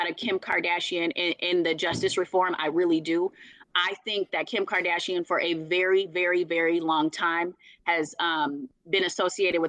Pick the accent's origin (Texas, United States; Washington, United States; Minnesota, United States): Minnesota, United States; Minneapolis; from North Minneapolis, nobody cared that I considered myself Black